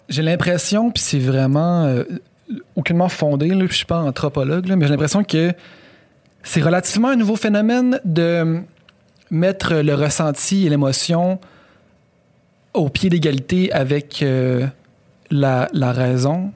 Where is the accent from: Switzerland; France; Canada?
Canada; Quebec City, Quebec; blanc originaire de Sainte-Foy